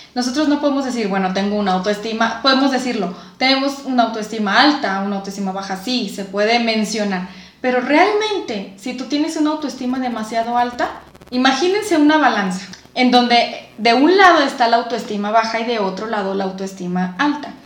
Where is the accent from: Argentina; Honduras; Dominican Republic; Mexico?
Mexico; Nosotros como mexicanos